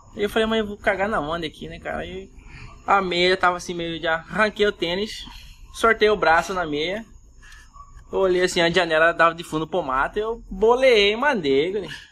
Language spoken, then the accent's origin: Portuguese; Cuiabá region, Mato Grosso, Brazil